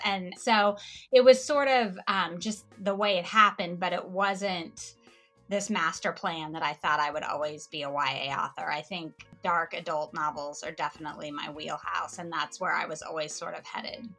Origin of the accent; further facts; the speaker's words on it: Kansas, United States; since I was from Kansas